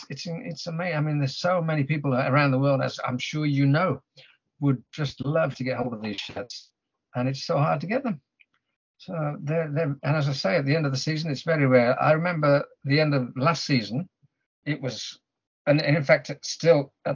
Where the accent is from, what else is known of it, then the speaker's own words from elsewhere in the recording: Birmingham, West Midlands, United Kingdom; now in Japan; if I ever go back to England and get to watch Aston Villa or something in my hometown of Birmingham